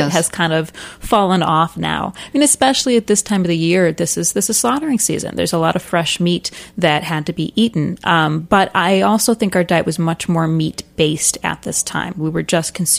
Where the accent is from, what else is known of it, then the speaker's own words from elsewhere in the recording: Ohio, United States; also born or lived in Queens, New York City; now in New York City, United States; I am from Ohio originally, and in Ohio, everyone's freezer is stuffed full of deer